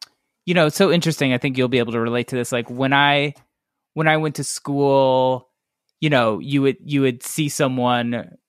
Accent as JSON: {"language": "English", "town": "Cleveland", "region": "Ohio", "country": "United States", "said": "Like I'd be like, I'm from Cleveland."}